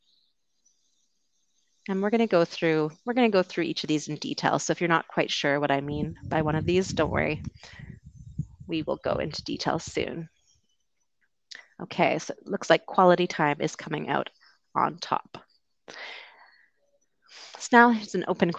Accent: Vancouver, British Columbia, Canada; moved away as an adult; also born or lived in London, United Kingdom; I'm from Canada originally, the West Coast, Vancouver

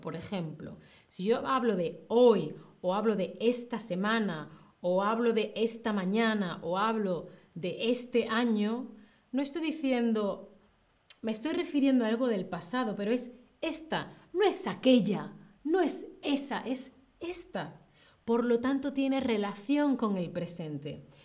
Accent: Spain; En el centro y de donde yo soy, pues em, suele mantenerse la diferencia entre con fecha y sin fecha, ¿vale? O sea, yo lo utilizo como casi toda la península ibérica, casi toda España.

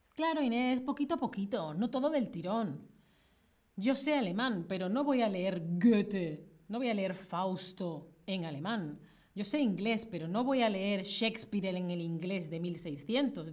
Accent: Spain; moved away as an adult; now in Colombia; yo soy de España

